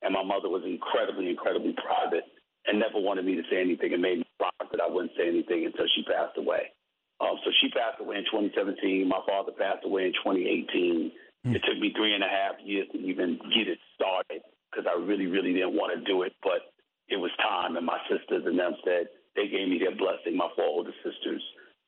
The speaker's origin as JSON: {"language": "English", "town": "New York City", "region": "New York", "country": "United States", "tie": "born or raised there", "said": "when I see the world growing up in New York City, seeing the crime, seeing what's transpiring in the streets"}